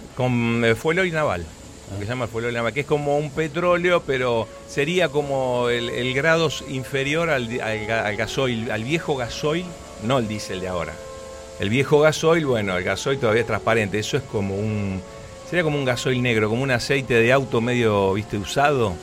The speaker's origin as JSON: {"language": "Spanish", "region": "Buenos Aires", "country": "Argentina", "tie": "born or raised there", "said": "Nací en Capital Federal, soy bien porteño, padre y madre entrerrianas"}